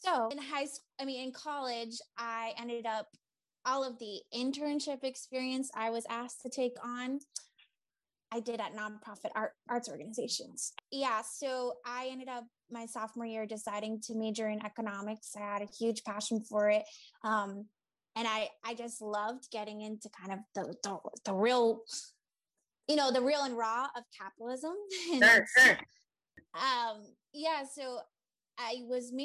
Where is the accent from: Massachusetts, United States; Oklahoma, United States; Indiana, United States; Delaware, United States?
Massachusetts, United States; Boston area; around the Boston area, in my hometown.